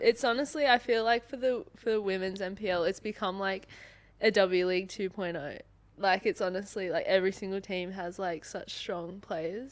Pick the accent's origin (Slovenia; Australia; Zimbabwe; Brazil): Australia; Sydney, New South Wales; moved away as an adult; now in Perth, Australia; I'm from Sydney